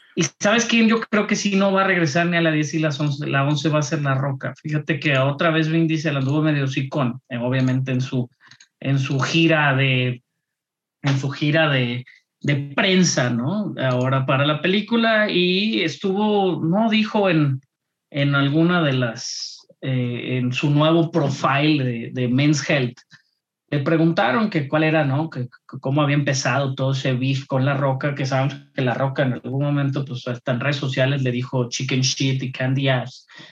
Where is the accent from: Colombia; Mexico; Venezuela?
Mexico; nosotros como latinos y como mexicanos